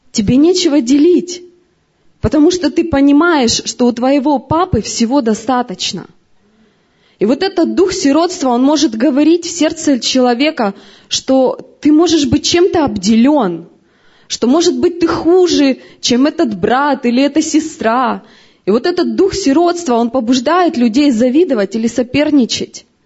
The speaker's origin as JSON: {"language": "Russian", "region": "Siberia", "country": "Russia", "said": "Мы вообще в разных городах родились. Мы вообще, вообще с Сибири сюда приехали."}